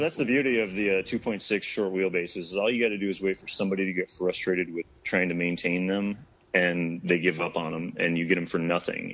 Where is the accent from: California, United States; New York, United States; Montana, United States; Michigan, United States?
Michigan, United States; moved away as an adult; now in Phoenix, United States; growing up in Michigan